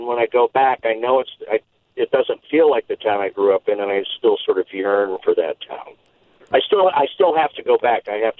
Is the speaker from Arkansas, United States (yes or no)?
no; Leadville, Colorado, United States; moved away as an adult; now in Fredericksburg, United States; I grew up in Leadville, Colorado, which was a mining town in the central mountains in Colorado. And when I grew up, it was very much a mining town.